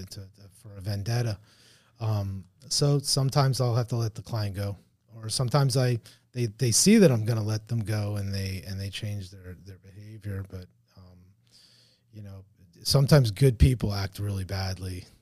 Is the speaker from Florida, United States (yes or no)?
yes; Hialeah, Florida, United States; also born or lived in Miami Springs / Richmond Heights / Palmetto Bay; I was born in Miami, born in Hialeah.